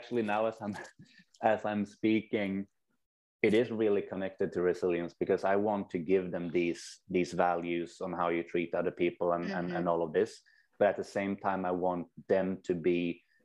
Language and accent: English; Sweden; also born or lived in New Zealand; I'm from Sweden, have spent a couple of years in New Zealand